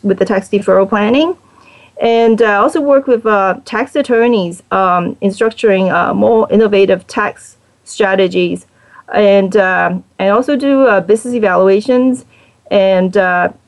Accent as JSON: {"language": "English", "country": "Hong Kong", "moved": "yes", "lives_now": "United States", "said": "I'm originally from Hong Kong"}